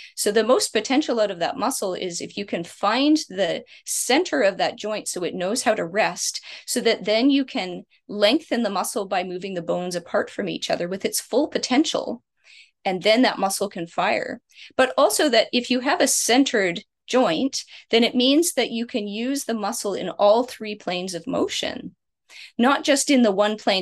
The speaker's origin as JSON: {"language": "English", "country": "Canada", "said": "I'm Canadian"}